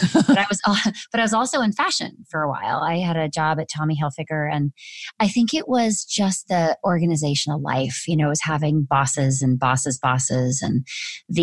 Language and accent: English; Orange County, California, United States; moved away as an adult; I was from Orange County, California